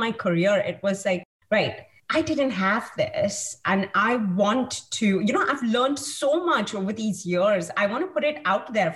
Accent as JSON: {"language": "English", "country": "India", "tie": "born or raised there", "said": "I have been born and brought up in India"}